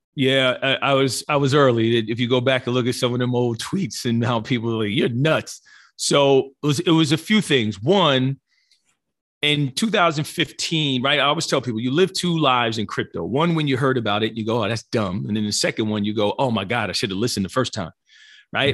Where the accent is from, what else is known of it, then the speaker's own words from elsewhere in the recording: New Jersey, United States; born and raised in New Jersey